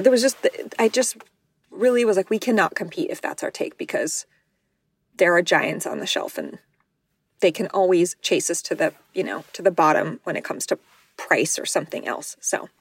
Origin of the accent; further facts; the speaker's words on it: New Mexico, United States; I'm from New Mexico, which is one of the worst states in terms of sex ed and condom usage